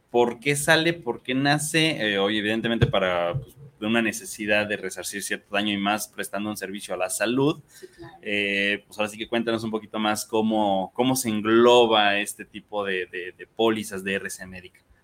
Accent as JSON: {"language": "Spanish", "country": "Mexico", "said": "como mexicanos"}